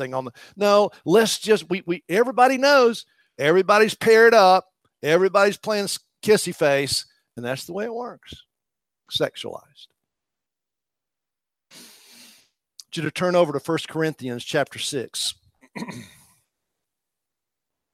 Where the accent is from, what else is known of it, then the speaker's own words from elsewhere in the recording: East Tennessee, United States; Part of the culture that I grew up in East Tennessee